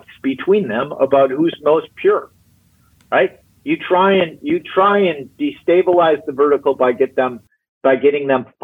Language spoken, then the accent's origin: English; Minneapolis, Minnesota, United States; also born or lived in Wisconsin; I grew up in Minneapolis, St. Paul